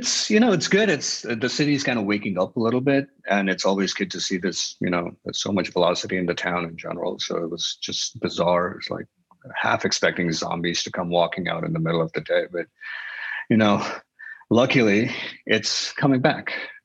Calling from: New York City, New York, United States; Midtown Manhattan.

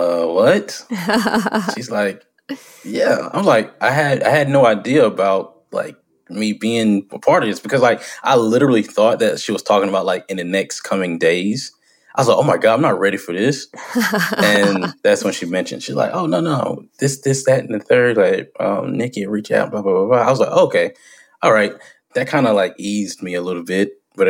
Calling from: Washington, North Carolina, United States; I am in Washington, North Carolina.

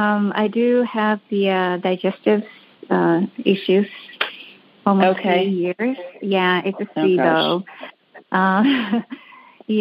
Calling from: Los Angeles, California, United States; I'm calling from Los Angeles.

